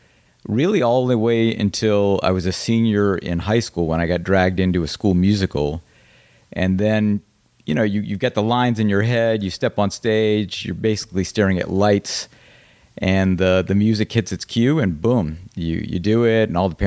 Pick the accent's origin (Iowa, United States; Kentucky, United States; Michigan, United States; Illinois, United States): Illinois, United States; Peoria; also born or lived in Hong Kong / Philippines; And then we moved promptly to Hong Kong for 3 years, and then the Philippines for 4 years. And then we came back to Peoria when I was 7, because my father worked for Caterpillar.